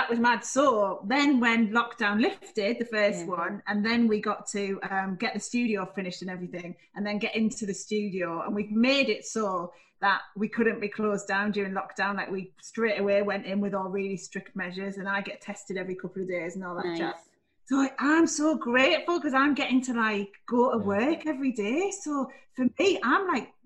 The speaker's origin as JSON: {"language": "English", "town": "Middlesbrough", "region": "North East England", "country": "United Kingdom", "tie": "born or raised there", "also_born_or_lived": "North Shields", "said": "Yeah, Middlesbrough. But actually, I was born in North Shields"}